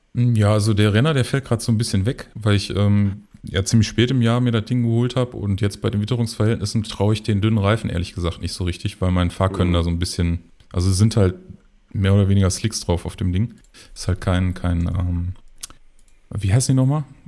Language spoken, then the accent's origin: German; Mülheim an der Ruhr, North Rhine-Westphalia, Germany; moved away as an adult; now in Oberhausen, Germany; gebürtig komme ich aus Mülheim und ähm, wohne aber jetzt schon ja, seit ich glaube, sechs Jahren sind es mittlerweile in Oberhausen